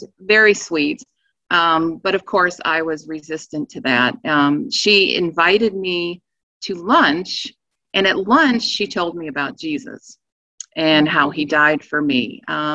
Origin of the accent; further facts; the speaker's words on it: East Coast, United States; moved away as an adult; now in Virginia, United States; we're originally from the East Coast.